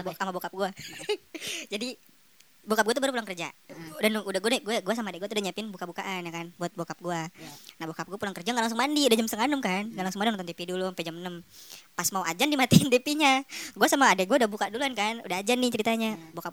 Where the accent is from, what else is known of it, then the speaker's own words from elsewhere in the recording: Malang, East Java, Indonesia; Kampung gue Malang.